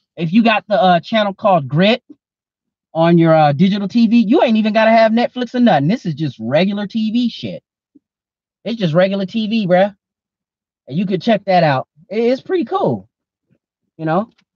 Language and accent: English; Oklahoma, United States; moved away; I'm from Oklahoma originally.